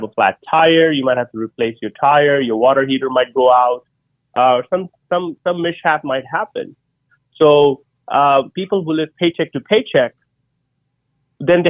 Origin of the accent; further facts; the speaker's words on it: India; moved away as an adult; now in United States; as an Indian immigrant that came to the U.S. 20 years ago with $100 in my pocket